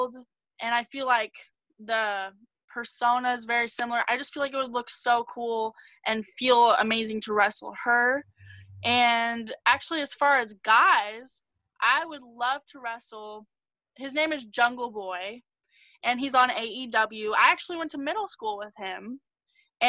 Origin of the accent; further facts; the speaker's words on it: Los Angeles, California, United States; also born or lived in Las Vegas, Nevada; I have lived in LA my whole life